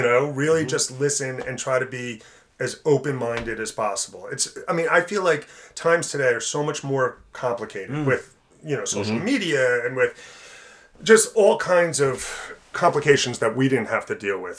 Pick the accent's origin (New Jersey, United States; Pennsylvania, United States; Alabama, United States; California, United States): New Jersey, United States; South Orange; growing up in South Orange